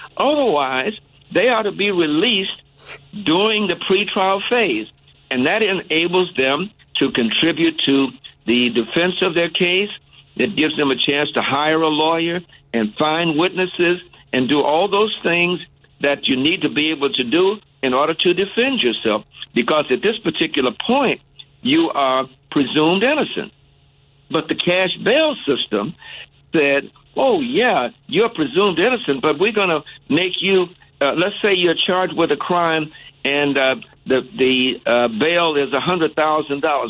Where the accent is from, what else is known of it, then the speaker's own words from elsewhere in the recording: Chicago, Illinois, United States; also born or lived in Hot Springs, Arkansas; I actually grew up in uh, Chatham. I was born in Hot Springs, Arkansas, but I moved here early on, so I went to high school uh, on the south side at Hirsch High School, and I grew up in Chatham